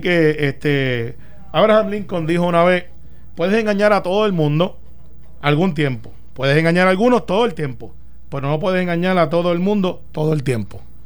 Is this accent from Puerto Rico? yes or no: yes; Puerto Rico; aquí hablamos, somos parte de los Estados Unidos, somos un territorio y se debe hablar inglés y español también